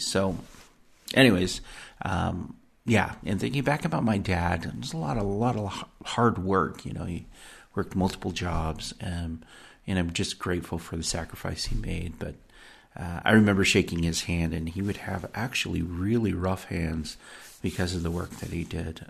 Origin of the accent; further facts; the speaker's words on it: United States; I was born here in the United States